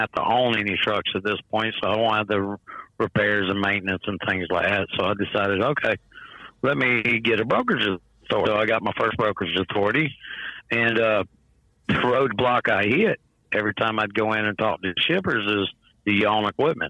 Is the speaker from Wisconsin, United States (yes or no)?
no; Columbus, Georgia, United States; also born or lived in Oklahoma City; now in Salem, United States; My stomping grounds is just right across the river, Columbus, Georgia.